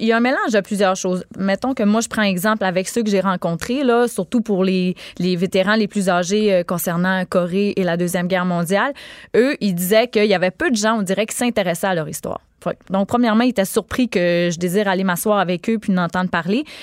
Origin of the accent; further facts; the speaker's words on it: Gaspésie, Quebec, Canada; je suis native de la Gaspésie